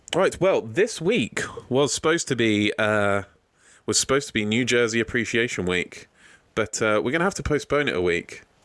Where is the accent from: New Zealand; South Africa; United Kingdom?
United Kingdom; As a Brit